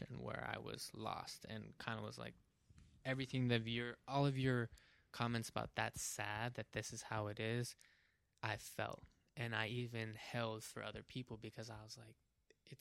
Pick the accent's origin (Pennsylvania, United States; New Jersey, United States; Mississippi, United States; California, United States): California, United States; South Pasadena; growing up in South Pasadena